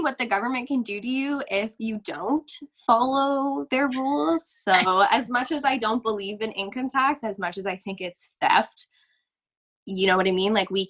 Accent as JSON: {"language": "English", "country": "Canada", "said": "I'm very lucky to live where I live, even as a Canadian, because even our laws are different province to province"}